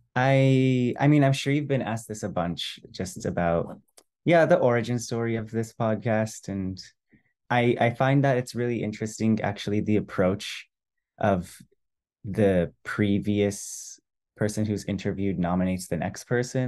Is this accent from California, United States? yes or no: yes; San Francisco, California, United States; I was born in San Francisco, which is where they immigrated to, and pretty much I stayed in the Bay Area, San Francisco Bay Area, until twenty-two, twenty-three